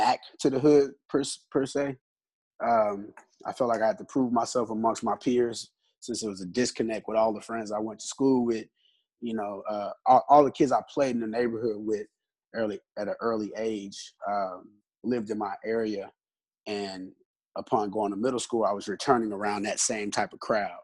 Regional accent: Houston, Texas, United States; So I'm from Houston, born and raised. I'm from the north side of Houston, Eggers Home, Texas.

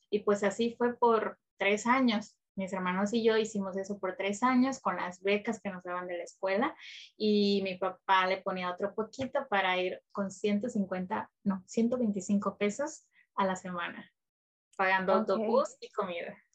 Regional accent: Nueva Esperanza, Chiapas, Mexico; De un pueblito en, Chiapas, en Palenque, Chiapas. Se llama Nueva Esperanza. Es una comunidad rural muy, muy pequeña. Ah, es como tipo ranchería, sin calles pavimentadas, eh, solamente los servicios básicos, en el tiempo que estuve viviendo ahí

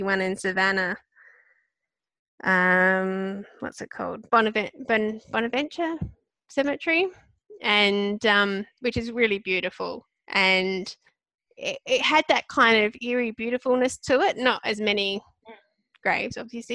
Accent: Australia; as an Aussie, we'd always watch American TV shows

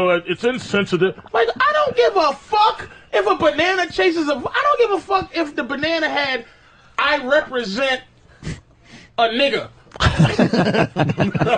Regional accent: Boston, Massachusetts, United States; I grew up in Boston

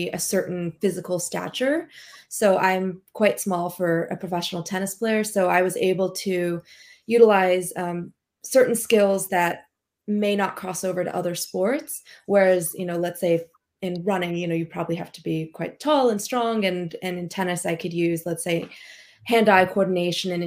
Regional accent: Long Beach, California, United States; I grew up in SoCal in Long Beach in California

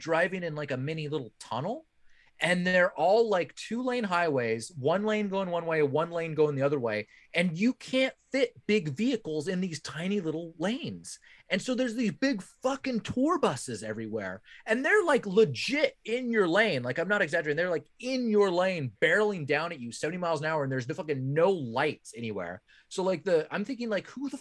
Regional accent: Bay Area, California, United States; I'm from the Bay Area.

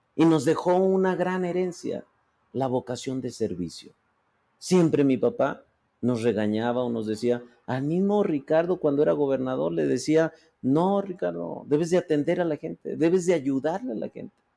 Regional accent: Fresnillo, Zacatecas, Mexico; mi paisana, amiga, por eso hay mucha identidad y empatía, por eso somos de Fresnillo.

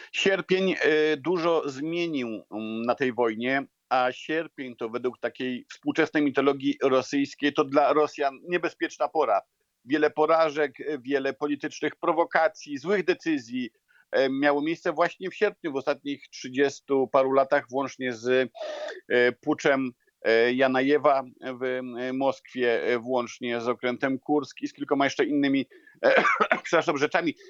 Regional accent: Poland; accent: Polish; mój polski akcent, czy widzi mój polski paszport

